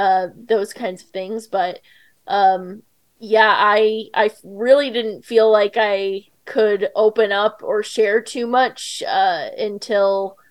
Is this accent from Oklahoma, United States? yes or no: yes; Edmond, Oklahoma, United States; I've lived all over, but mostly I would say Oklahoma is kind of where I lived in middle school and high school and college. I lived in Edmond, Oklahoma. It's not super small town, but I didn't really fit in there.